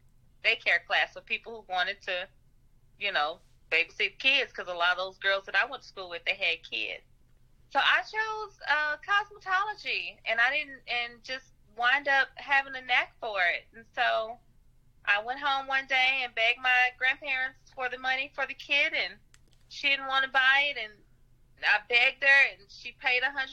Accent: Nashville, Tennessee, United States; also born or lived in St. Louis; I grew up in Nashville

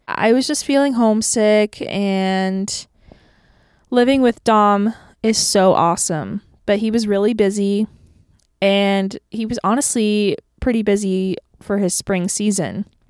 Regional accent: Tampa, Florida, United States; born or raised there; moved away as an adult; now in Nashville, United States

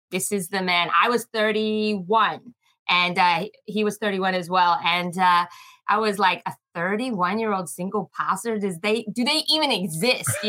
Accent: Philippines; also born or lived in New Zealand; so I was born in New Zealand, um, but my father's Australian, so I'm half New Zealand, half Aussie. But I grew up in the Philippines.

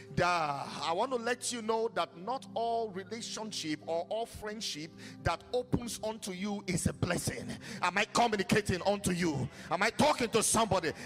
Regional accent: Nigeria; my home country Nigeria

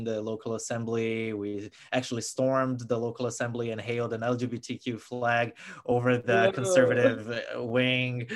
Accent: Brasília, Federal District, Brazil; moved away as an adult; now in United States; I'm from Brasilia, which is Brazil's capital, so we were very much the focus of these protests

